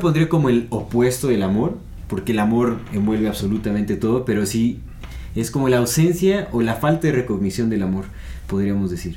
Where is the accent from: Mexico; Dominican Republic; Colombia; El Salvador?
Mexico; nosotros hasta como mexicanos